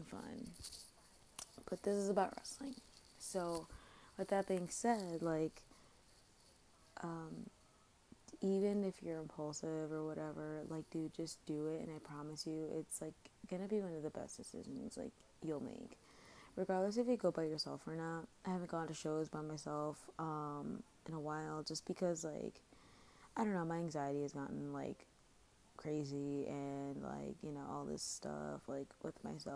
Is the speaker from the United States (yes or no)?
yes; Chicago, Illinois, United States; I'm obviously from Chicago